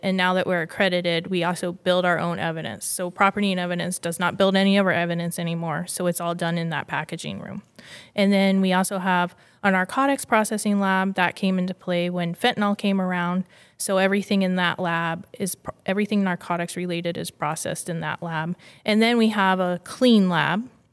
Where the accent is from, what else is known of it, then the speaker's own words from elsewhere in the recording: Largo, Florida, United States; born and raised in Florida